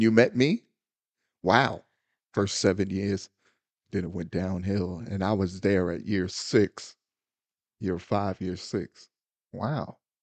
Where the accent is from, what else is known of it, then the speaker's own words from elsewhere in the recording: United States; I'm a black American